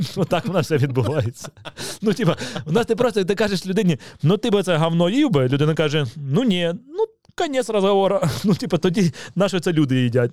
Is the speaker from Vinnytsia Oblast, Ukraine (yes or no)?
no; Kyiv, Ukraine; Я народився в Києві, в мене батьки з Києва